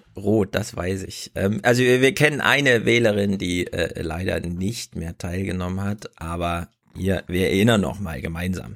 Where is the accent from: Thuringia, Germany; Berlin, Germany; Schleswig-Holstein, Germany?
Thuringia, Germany; ich komme aus Thüringen